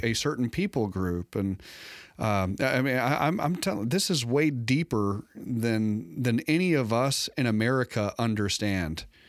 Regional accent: United States; I was safe as an American

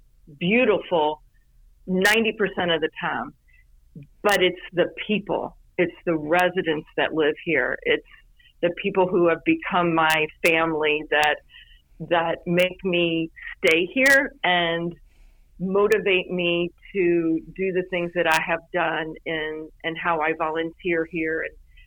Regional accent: Louisville, Kentucky, United States; moved away as an adult; also born or lived in Cincinnati, Ohio; now in Florida Keys, United States; I'm originally from Louisville, Kentucky, and I moved the wrong way

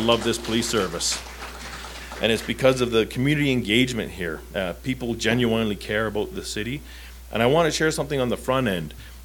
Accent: Southern Ontario, Canada; Growing up in Southern Ontario, that close to New York State

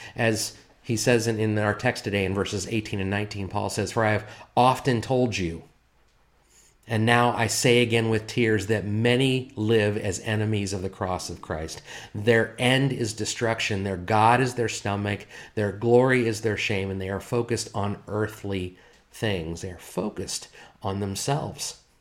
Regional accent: United States; here as American citizens

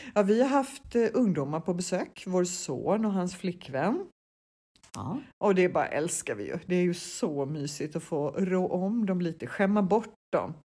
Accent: Sweden; moved away; vi svenskar som är soldyrkare

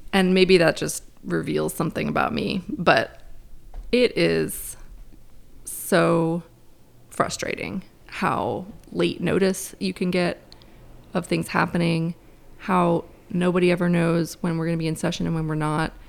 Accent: Cincinnati, Ohio, United States; also born or lived in Durham, North Carolina; now in North Carolina, United States; I grew up in Cincinnati

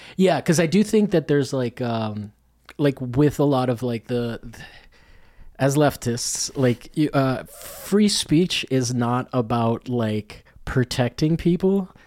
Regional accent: Rome, Lazio, Italy; moved away; I grew up in Rome

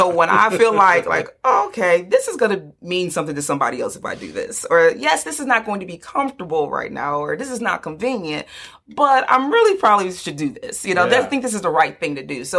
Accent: Detroit, Michigan, United States; I grew up on the east side of Detroit

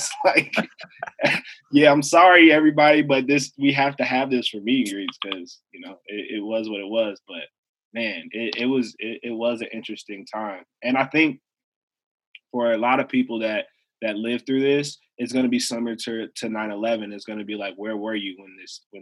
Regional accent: Evanston, Illinois, United States; I grew up in Evanston, Illinois, which is a north suburb of Chicago

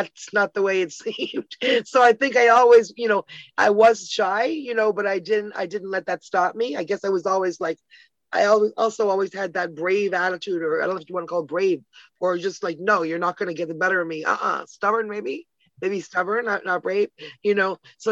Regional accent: Toronto, Ontario, Canada; also born or lived in Ottawa, Canada; now in Hamilton, Canada; I lived there till I was 10 and then moved with my family to Toronto.

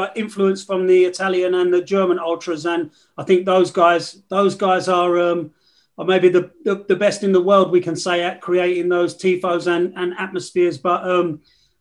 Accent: England, United Kingdom; I grew up in England

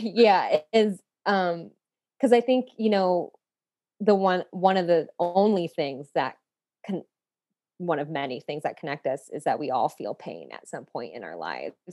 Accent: Phoenix, Arizona, United States; I'm from Phoenix, Arizona. I'm a city girl

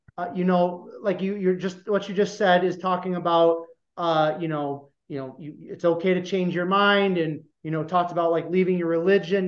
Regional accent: Iowa, United States; I grew up in a small town, less than five thousand people in Iowa

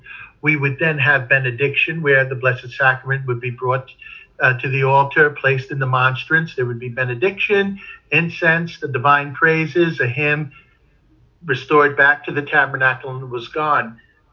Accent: Mount Vernon, New York, United States; In the parish in which I grew up in Mount Vernon

